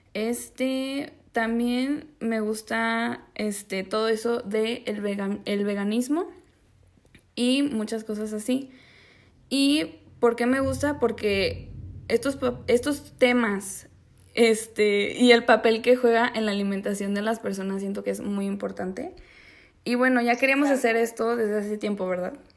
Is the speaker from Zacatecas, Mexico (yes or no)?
yes; Zacatecas, Mexico; moved away as an adult; also born or lived in Mexico City; Nací en la Ciudad de México empezando el siglo XXI y pues cuando era bebé me fui a vivir a la ciudad de Zacatecas.